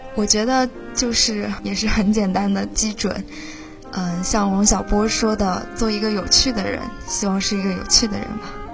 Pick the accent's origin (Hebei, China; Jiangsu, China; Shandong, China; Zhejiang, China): Zhejiang, China; Huzhou; 我的家乡是浙江湖州